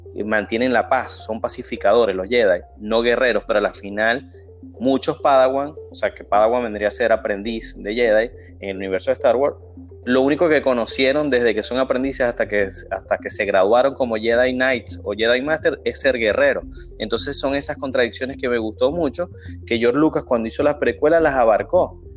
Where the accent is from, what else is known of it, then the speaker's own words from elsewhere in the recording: Maracaibo, Zulia, Venezuela; nosotros somos de Maracaibo